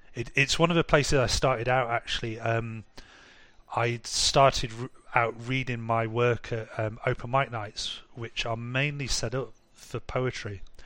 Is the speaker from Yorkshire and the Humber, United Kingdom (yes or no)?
yes; Harrogate, Yorkshire and the Humber, United Kingdom; moved away as an adult; now in Munich, Germany; in my hometown, which is quite a rich town in North Yorkshire called Harrogate